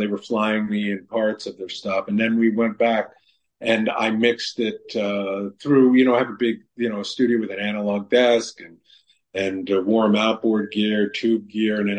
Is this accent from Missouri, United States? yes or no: no; New York City, New York, United States; when I grew up in New York City